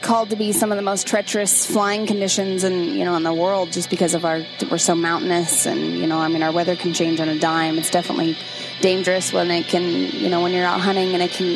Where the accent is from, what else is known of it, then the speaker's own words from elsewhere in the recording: Kodiak, Alaska, United States; I was born and raised on the Great Kodiak Island.